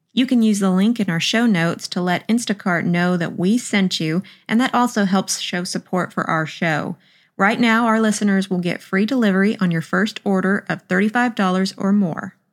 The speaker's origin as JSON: {"language": "English", "area": "the South", "region": "Southern United States", "country": "United States", "accent": "Southern", "said": "my Southern accent"}